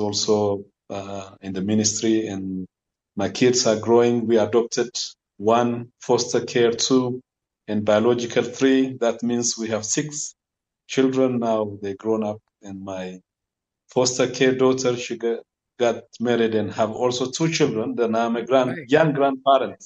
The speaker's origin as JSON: {"language": "English", "region": "Addis Ababa", "country": "Ethiopia", "tie": "born or raised there", "said": "I was born in Addis Ababa, in the capital city of Ethiopia, with a bunch of children at home"}